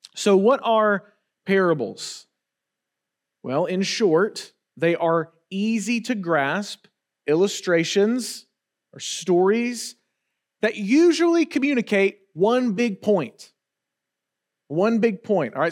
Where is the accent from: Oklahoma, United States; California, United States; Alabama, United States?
Alabama, United States; Wetumpka; I grew up in Wetumpka, Alabama, which is, um, let's just say very rural